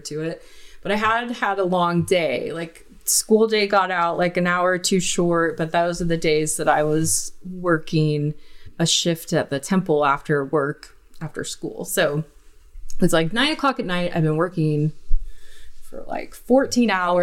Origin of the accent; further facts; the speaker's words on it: Huntington Beach, California, United States; moved away as an adult; also born or lived in Utah; I grew up in Huntington Beach, California.